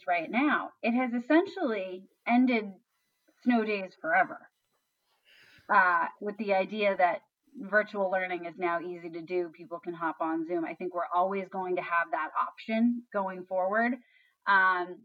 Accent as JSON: {"language": "English", "town": "Canton", "region": "Massachusetts", "country": "United States", "tie": "born or raised there", "said": "I grew up in Canton"}